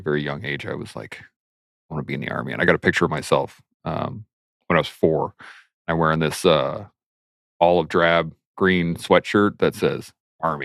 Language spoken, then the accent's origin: English; southern Alberta, Canada; also born or lived in Calgary / Lethbridge / Claresholm / Pincher Creek; born and raised in southern Alberta